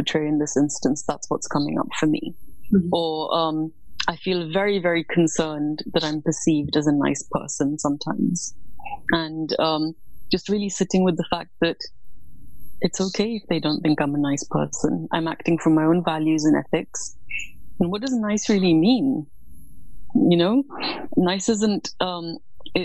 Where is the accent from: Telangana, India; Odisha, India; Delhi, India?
Delhi, India; New Delhi; moved away as an adult; now in London, United Kingdom; I was born in New Delhi, India. And that is where I grew up.